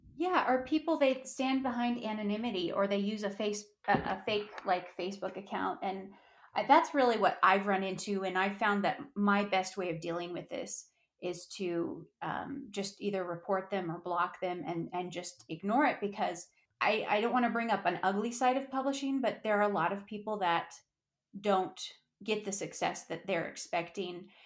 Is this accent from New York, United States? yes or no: no; Durango, Colorado, United States; I'm a Colorado native. I'm from Durango, Colorado.